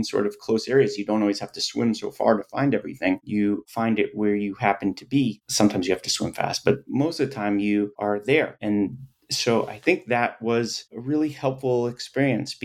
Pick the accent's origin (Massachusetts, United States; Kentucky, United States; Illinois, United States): Massachusetts, United States; Boston; growing up in Boston